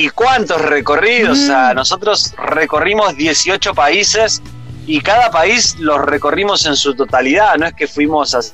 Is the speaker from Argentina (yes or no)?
yes; Rosario, Santa Fe, Argentina; moved away as an adult